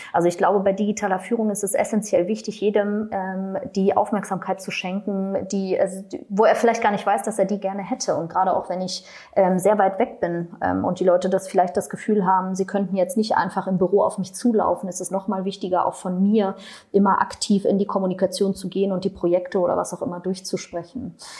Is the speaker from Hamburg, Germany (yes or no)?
no; Berlin, Germany; ich komme aus Berlin